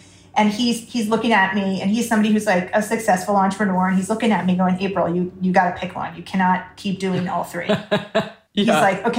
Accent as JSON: {"language": "English", "country": "United States", "moved": "yes", "said": "I'm coming from America"}